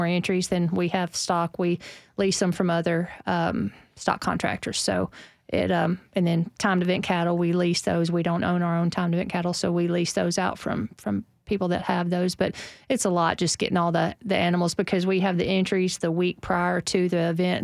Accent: Tennessee, United States; we're from Tennessee

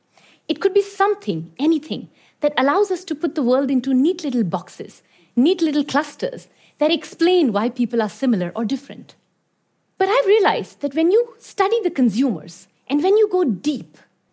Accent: Iran; also born or lived in India; I've lived and worked in some very diverse countries around the world. I was born in India, but I grew up in Iran.

